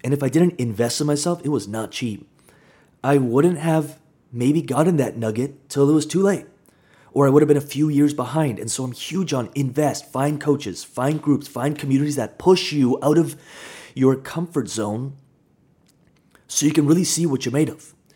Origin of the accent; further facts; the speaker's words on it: Kamloops, British Columbia, Canada; I grew up in Kamloops, smaller town